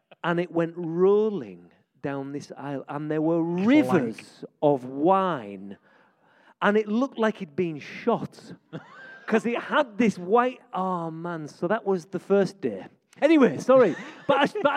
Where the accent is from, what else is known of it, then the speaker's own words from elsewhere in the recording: York, Yorkshire and the Humber, United Kingdom; I'm a York lad. I grew up in West York